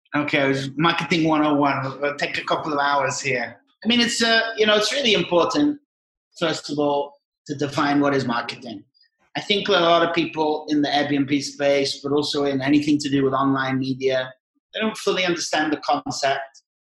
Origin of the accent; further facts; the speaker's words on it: near Liverpool, North West England, United Kingdom; moved away as an adult; also born or lived in Scotland; now in Mexico; Grew up from seven years old in England, uh, near Liverpool.